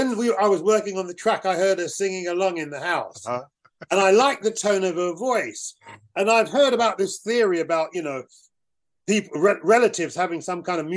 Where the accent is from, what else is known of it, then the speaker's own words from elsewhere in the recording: United Kingdom; I was this black British thing.